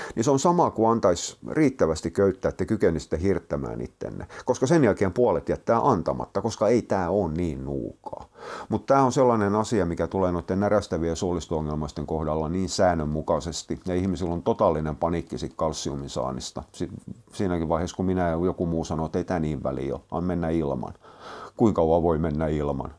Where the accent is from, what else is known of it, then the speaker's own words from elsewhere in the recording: Turku, Southwest Finland, Finland; mä oon turkulainen